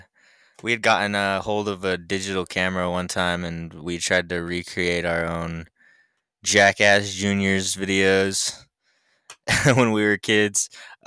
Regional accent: Jerome, Idaho, United States; also born or lived in Salt Lake City, United States; I'm from I was born in Salt Lake. Okay. But I was raised, I hate to say this, but I was raised in Jerome.

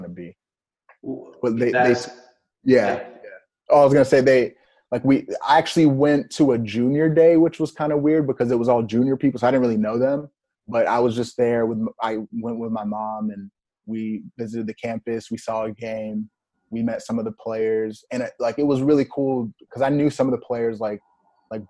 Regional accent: Texas, United States; moved away as an adult; I was from Texas

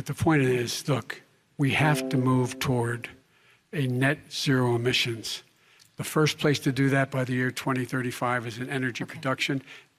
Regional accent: Claymont, Delaware, United States; born or raised there

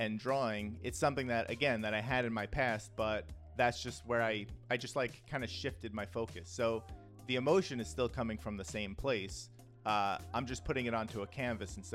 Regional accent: New York City, New York, United States; I grew up in the Bronx in the 80s and 90s.

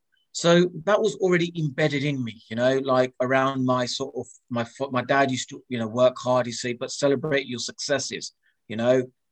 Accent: Luton, East of England, United Kingdom; cricket was introduced to me by Luton Town and Indians, which was predominantly like a Gujarati club, you know, Hindu Gujarati.

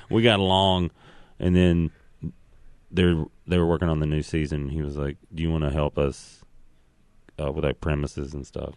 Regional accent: Tennessee, United States; I'm from Tennessee

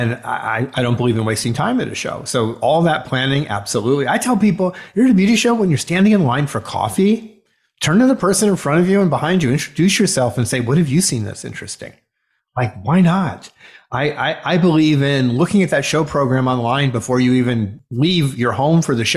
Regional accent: South Florida, United States; I grew up in South Florida

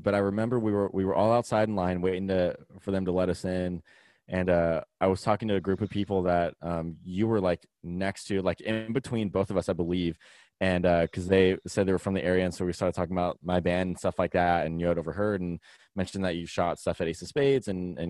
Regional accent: Vacaville, California, United States; now in Sacramento, United States; He still lives in Vacaville, but we're all originally from Vacaville together.

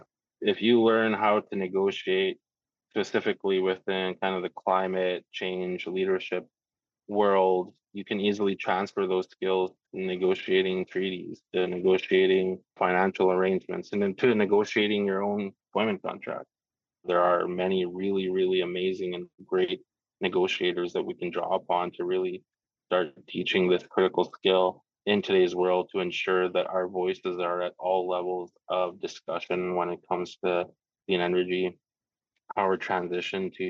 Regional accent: Aklavik, Northwest Territories, Canada; now in Whitehorse, Canada; I'm Gwich'in from Aklavik Northwest Territories. I was born and raised in the Beaufort region

